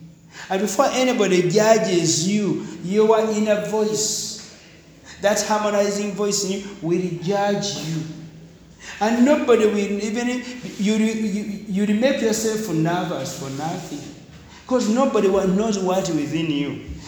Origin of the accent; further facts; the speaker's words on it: India; Ah, in Uganda, sister, but I'm Indian, so Tamira.